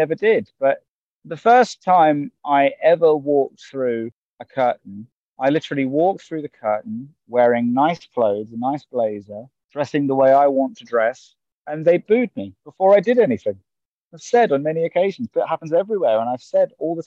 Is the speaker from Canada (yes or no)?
no; Cambridge, East of England, United Kingdom; my hometown, Cambridge